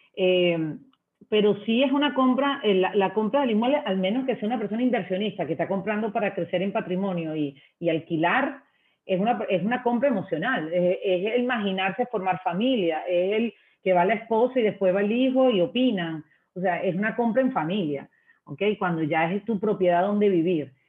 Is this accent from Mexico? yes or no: no; Venezuela; moved away as an adult; now in Ecuador; sabes que soy extranjera, soy venezolana